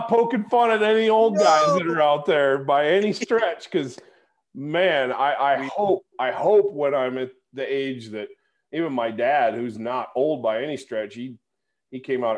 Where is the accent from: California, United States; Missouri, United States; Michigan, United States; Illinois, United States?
Michigan, United States; moved away as an adult; growing up in Michigan